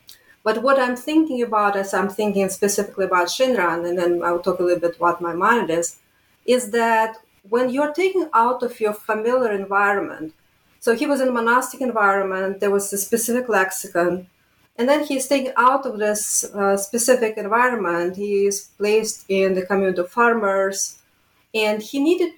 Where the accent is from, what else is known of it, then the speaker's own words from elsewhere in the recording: Riga, Latvia; born there; moved away; I guess my way of coming to academia is somewhat unconventional because I was born in Riga, Latvia, and at a time when religion was completely off